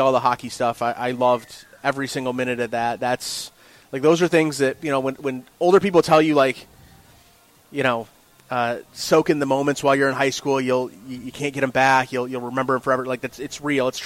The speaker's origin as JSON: {"language": "English", "town": "Maumee", "region": "Ohio", "country": "United States", "tie": "born or raised there", "also_born_or_lived": "Waterville, Ohio", "said": "I am born and raised in Northwest Ohio"}